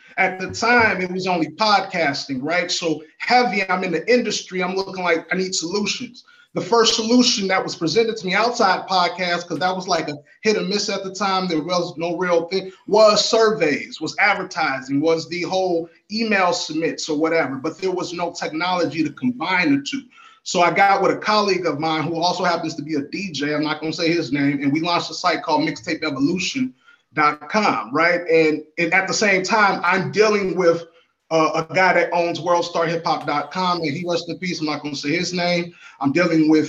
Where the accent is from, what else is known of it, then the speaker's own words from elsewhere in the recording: Chicago, Illinois, United States; also born or lived in Miami; now in Atlanta, United States; And I am from Chicago. I'm a Chicago native